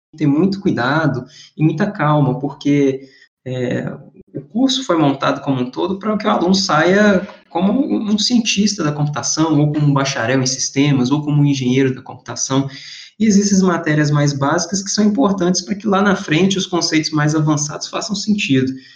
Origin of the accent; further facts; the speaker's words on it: Governador Valadares, Minas Gerais, Brazil; moved away as an adult; also born or lived in Viçosa / São Paulo / Montreal / Valencia; sou natural de Governador Valadares